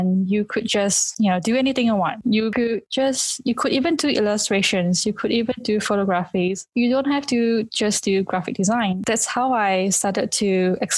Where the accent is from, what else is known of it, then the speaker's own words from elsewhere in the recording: Kuching, Sarawak, Malaysia; also born or lived in London; my hometown in this small Kuching